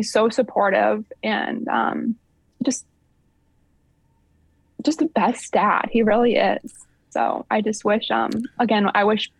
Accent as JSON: {"language": "English", "town": "Sycamore", "region": "Ohio", "country": "United States", "tie": "born or raised there", "also_born_or_lived": "Upper Sandusky, Ohio"}